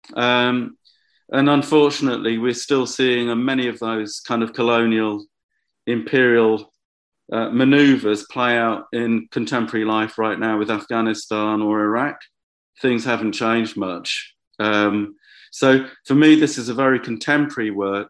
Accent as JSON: {"language": "English", "town": "Bedford", "region": "East of England", "country": "United Kingdom", "tie": "born or raised there", "said": "the first time I'd made work in Bedford, my, my hometown"}